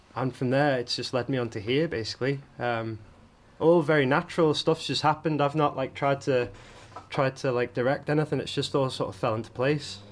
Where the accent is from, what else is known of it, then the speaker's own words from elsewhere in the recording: Isle of Man; I was born on the Isle of Man. I'm half Italian um, and half Manx.